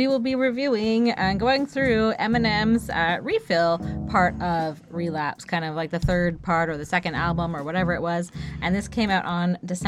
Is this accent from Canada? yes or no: yes; Canada; as a Canadian, having grown up watching Canadian TV